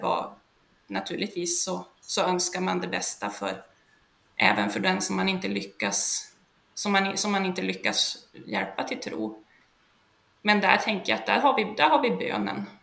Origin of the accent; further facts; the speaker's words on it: Sollefteå, Västernorrland County, Sweden; moved away; also born or lived in Hudiksvall area, Hälsingland; jag är från början från Sollefteå i Ångermanland